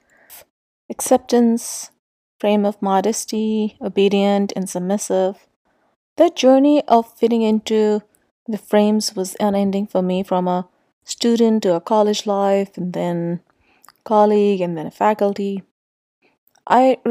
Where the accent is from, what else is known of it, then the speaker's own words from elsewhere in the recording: Islamabad, Islamabad Capital Territory, Pakistan; I grew up in Islamabad